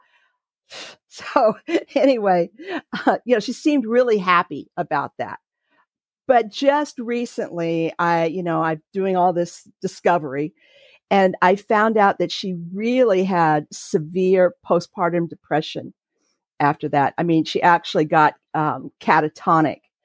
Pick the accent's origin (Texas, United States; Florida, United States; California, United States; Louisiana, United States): California, United States; Santa Monica; now in North Carolina, United States; I was raised in California, and I was born in Santa Monica